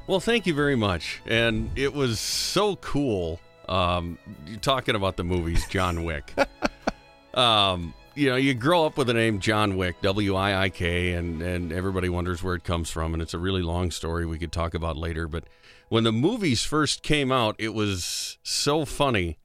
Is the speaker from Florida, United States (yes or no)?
no; Big Stone City, South Dakota, United States; also born or lived in Ortonville, Minnesota; I grew up in Big Stone